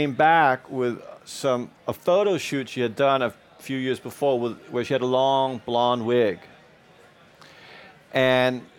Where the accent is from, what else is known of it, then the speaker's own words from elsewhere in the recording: New York, United States; English is a second language; also born or lived in Denmark; I didn't grow up in Denmark. I grew up in New York. So I may have a Danish passport, but I'm a New Yorker by heart